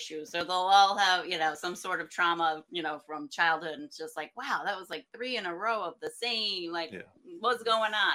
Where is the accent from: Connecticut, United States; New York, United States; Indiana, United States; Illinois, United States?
New York, United States; Sharon Springs; I grew up in Sharon Springs